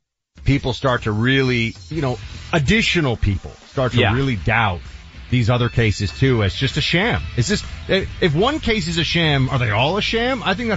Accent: New York City, New York, United States; my hometown of New York

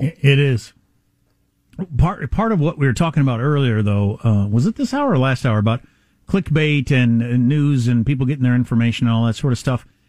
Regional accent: Kansas, United States; moved away; I'm from Kansas, quite a ways from the border.

